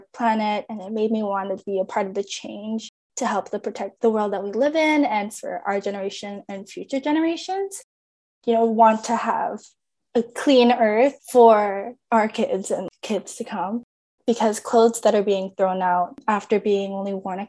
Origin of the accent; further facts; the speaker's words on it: Winnipeg, Manitoba, Canada; moved away as an adult; now in British Columbia, Canada; I was born and raised in Winnipeg, Manitoba